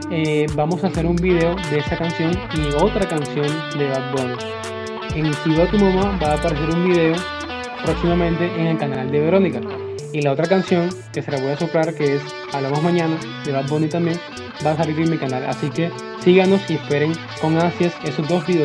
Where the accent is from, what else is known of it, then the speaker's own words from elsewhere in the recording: Colombia; Nosotros somos hermanos guitarristas de Colombia.